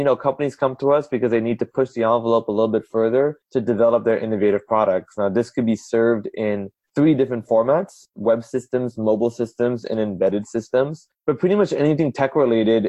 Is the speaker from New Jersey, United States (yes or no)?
no; California, United States; also born or lived in Houston, Texas; I was born in Houston, lived there for about a year. Folks came over to California